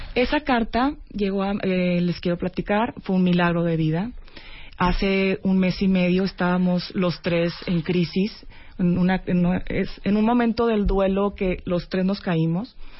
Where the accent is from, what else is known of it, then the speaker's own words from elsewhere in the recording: Monterrey, Nuevo León, Mexico; Yo soy de Monterrey